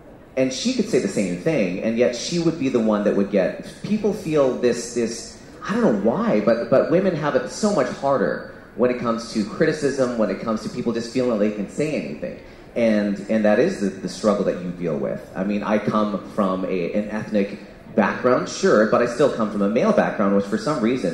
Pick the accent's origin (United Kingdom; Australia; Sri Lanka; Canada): Canada; I'm Canadian-born Singaporean.